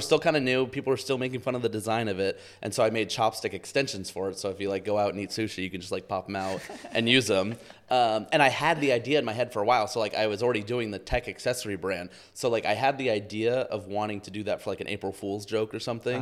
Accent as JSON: {"language": "English", "region": "outside New York City", "country": "United States", "tie": "born or raised there", "said": "I grew up outside New York City"}